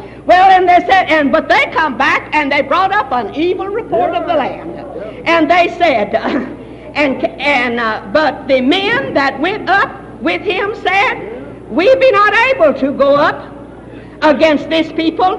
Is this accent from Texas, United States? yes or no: yes; Texas, United States; I was raised way down in Texas